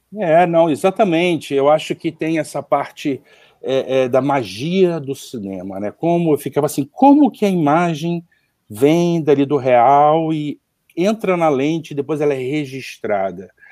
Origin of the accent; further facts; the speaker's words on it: Rio de Janeiro, Brazil; accent: carioca; also born or lived in Seattle, United States; o meu sotaque de pastel carioca